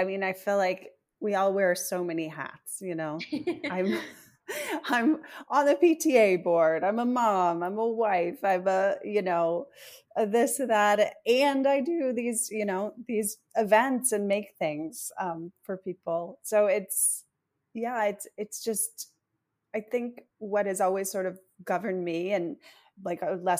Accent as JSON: {"language": "English", "region": "East Coast", "country": "United States", "lives_now": "Los Angeles, United States", "said": "I come from the East Coast and moved to LA in 2016."}